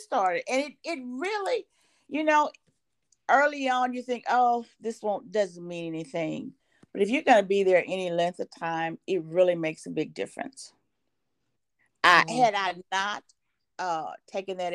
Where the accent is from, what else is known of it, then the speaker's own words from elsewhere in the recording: Mississippi, United States; moved away as an adult; also born or lived in Oklahoma; now in Lake Charles, United States; I'm from Mississippi